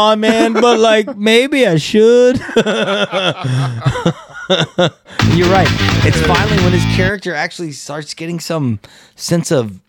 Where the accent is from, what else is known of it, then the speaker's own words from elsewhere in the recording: Texas, United States; I grew up in Texas.